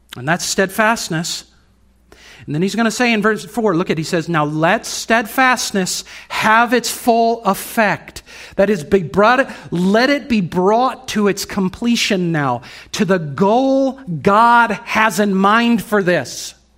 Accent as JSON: {"language": "English", "country": "United States", "said": "As American Christians"}